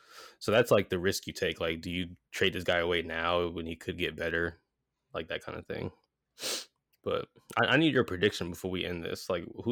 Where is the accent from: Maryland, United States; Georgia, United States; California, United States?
Georgia, United States; Atlanta; I'm actually from Atlanta.